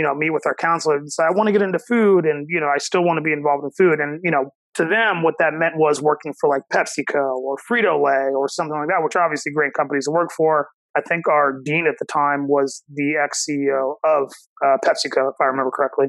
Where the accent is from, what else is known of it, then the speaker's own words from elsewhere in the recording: Cincinnati, Ohio, United States; I'm born and raised in Cincinnati